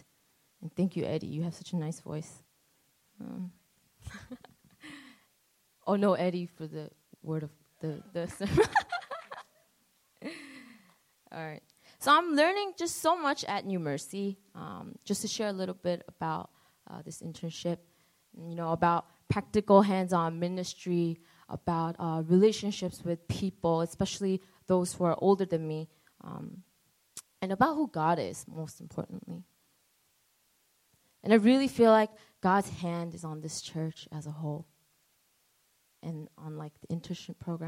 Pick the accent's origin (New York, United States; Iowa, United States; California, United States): New York, United States; New York City; now in New Jersey, United States; A lot of people say that I have an accent. So I'm not from Jersey. I'm from Queens, New York